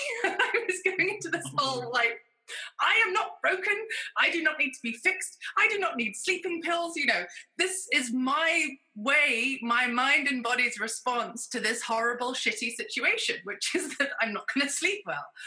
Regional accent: United Kingdom; now in United States; I'm a Brit, but I live in America.

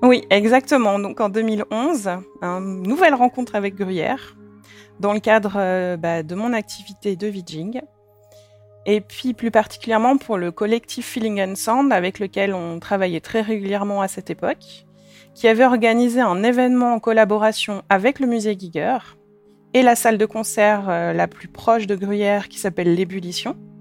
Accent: Sallanches, Auvergne-Rhône-Alpes, France; moved away as an adult; now in Switzerland; je viens de Salanches, en Haute-Savoie, où j'ai passé toute mon enfance

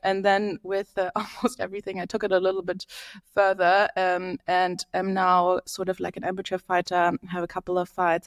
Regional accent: Berlin, Germany; moved away as an adult; now in London, United Kingdom; I am from Berlin, Germany, lived in London for the last eight years

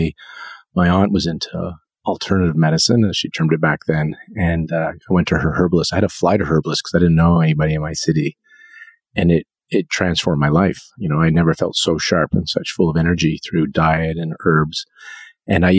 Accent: East Coast of Canada, Canada; moved away as an adult; now in Vancouver, Canada; I'm from the East Coast

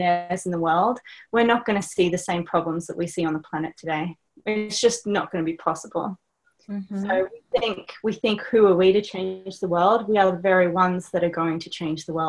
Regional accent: Australia; accent: Australian; my accent, I'm Australian

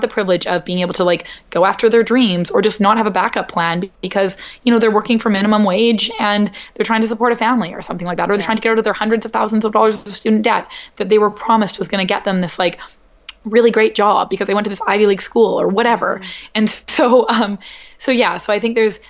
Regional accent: Canada; moved away as an adult; now in New York, United States; growing up in Canada

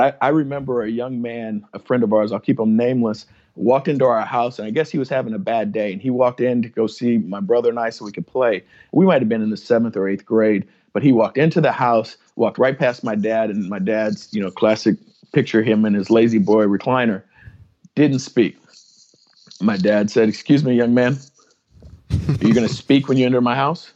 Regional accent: San Antonio, Texas, United States; also born or lived in Kansas; I'm from San Antonio, Texas, uh, raised as a military brat, and uh, although my wife will tell you that I was born in Kansas, uh, we moved around a handful of times and uh, ended up in San Antonio, Texas, uh, about my third grade year.

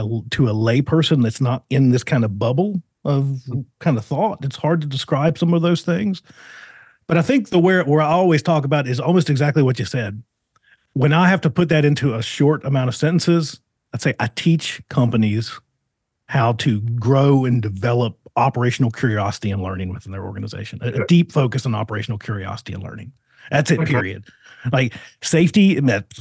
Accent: Virginia, United States; now in Arizona, United States; I'm from Virginia originally

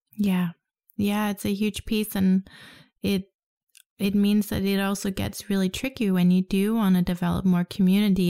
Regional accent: Denmark; growing up in Denmark

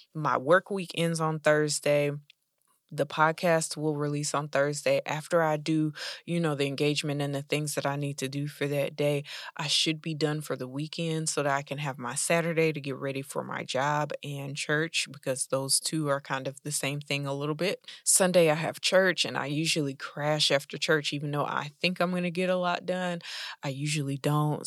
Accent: United States; I'm an American Black lady

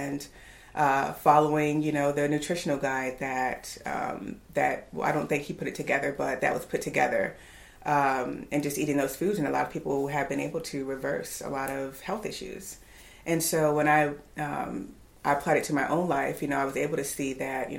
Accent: Virginia, United States; moved away as an adult; also born or lived in Houston; now in Raleigh, United States; I'm originally from Virginia

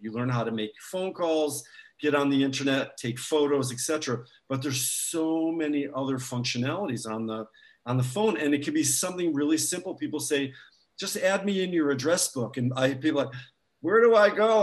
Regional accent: United States; moved away; I have family in the States

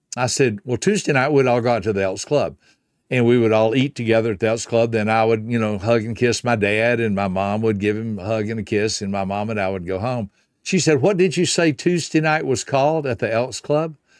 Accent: Griffin, Georgia, United States; the only restaurant in my hometown of Griffin, Georgia was a Hardee's restaurant

